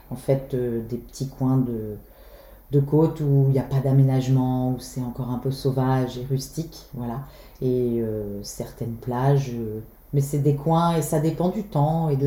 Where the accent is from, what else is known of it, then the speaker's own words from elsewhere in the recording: Belle-Île-en-Mer, Brittany, France; Je suis née à Belle-Île, à l'époque on avait une maternité euh, j'ai toujours vécu ici.